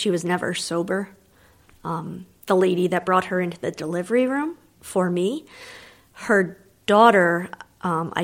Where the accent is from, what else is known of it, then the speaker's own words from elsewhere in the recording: New Jersey, United States; I was born in New Jersey